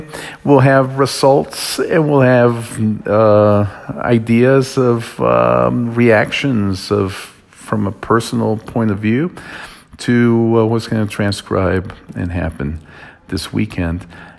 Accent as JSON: {"language": "English", "country": "United States", "moved": "yes", "lives_now": "Mexico", "said": "especially me as an American living in Mexico and working in Mexico."}